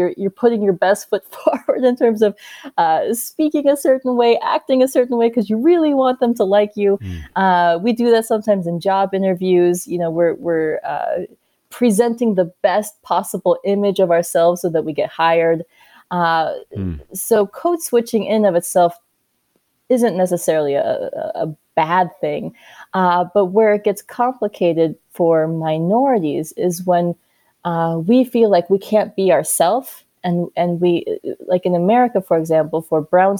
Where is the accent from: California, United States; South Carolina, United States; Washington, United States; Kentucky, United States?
South Carolina, United States; born there; one like myself, born in South Carolina, my mom born and raised in Uganda, Africa, we are all so different.